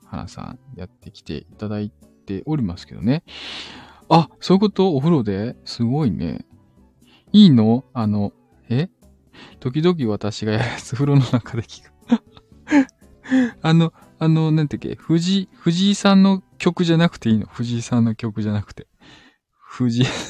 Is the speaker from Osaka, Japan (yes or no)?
yes; Osaka, Japan; うちも大阪人やった